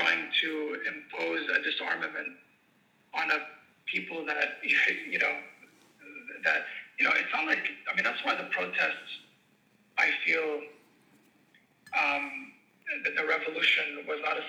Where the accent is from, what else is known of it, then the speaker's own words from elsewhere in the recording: Tripoli, North Governorate, Lebanon; I'm from Tripoli